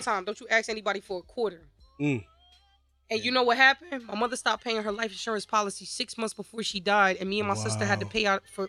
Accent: New Haven, Connecticut, United States; born or raised there; also born or lived in Chicago, Illinois

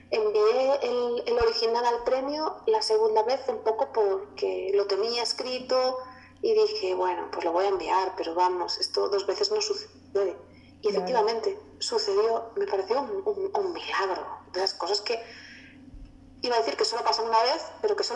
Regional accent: Galicia, Spain; el primer libro está ambientado en Galicia, de donde yo soy.

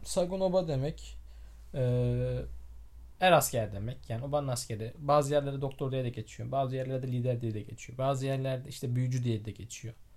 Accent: Osmaniye, Turkey

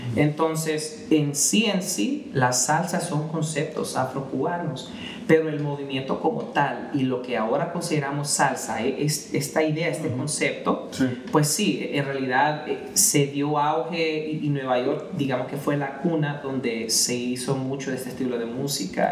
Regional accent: Edmonton, Alberta, Canada; moved away as an adult; also born or lived in Montreal, Quebec / Calgary, Alberta; now in Vancouver, Canada; nos mudamos como a los siete años, tenía siete años cuando nos fuimos a Edmonton y ahí pues sí, me, ahí crecí

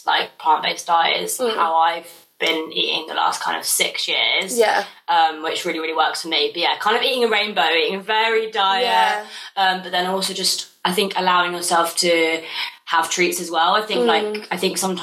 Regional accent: Brighton, South East England, United Kingdom; also born or lived in Bath; I'm 24 years old and I'm from Brighton

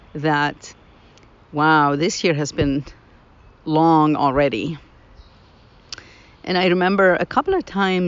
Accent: Lebanon; moved away as an adult; now in United States; I grew up in Lebanon.

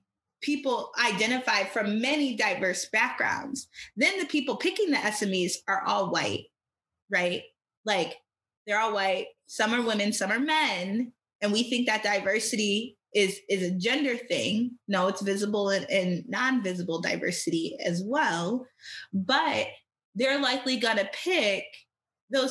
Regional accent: Michigan, United States; I'm from Michigan and we have Western Michigan University here

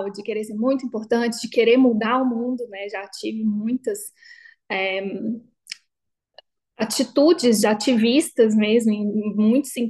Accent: Belo Horizonte, Minas Gerais, Brazil; now in São Paulo, Brazil; Saí de BH, me formei, encontrei um emprego ótimo, fui para São Paulo, tinha minha independência financeira

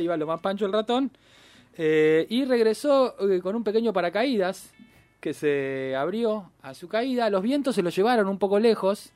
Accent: Argentina

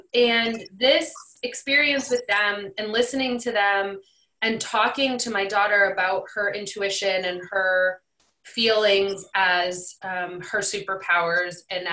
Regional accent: New England, United States; I'm from New England

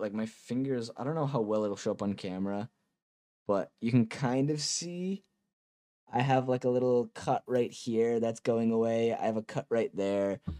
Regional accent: Massachusetts, United States; I'm from Massachusetts

